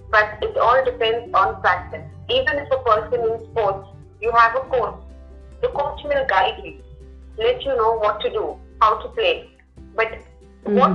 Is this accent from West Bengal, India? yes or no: no; Mumbai, Maharashtra, India; moved away as an adult; also born or lived in Punjab; now in Goa, India; because I am from Mumbai and I had good communication skills